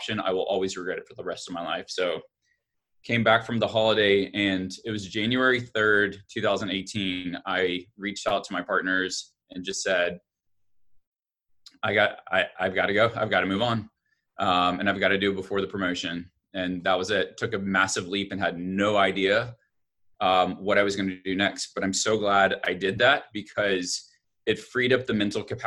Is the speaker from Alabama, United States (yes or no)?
yes; Alabama, United States; I grew up in Alabama